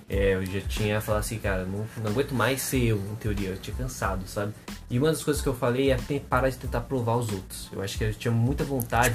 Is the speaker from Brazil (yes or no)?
yes; Artur Nogueira, São Paulo, Brazil; moved away; also born or lived in Limeira; eu morei grande parte da minha vida em Arthur Nogueira